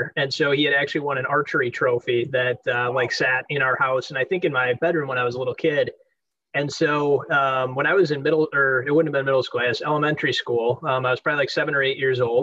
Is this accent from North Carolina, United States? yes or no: no; Delafield, Wisconsin, United States; now in Nashville, United States; I grew up in Delafield, Wisconsin